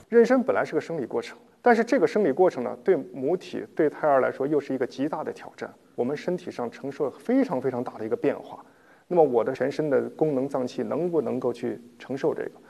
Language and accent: Chinese; China; 我们中国人的饮食结构其实还是有一定问题的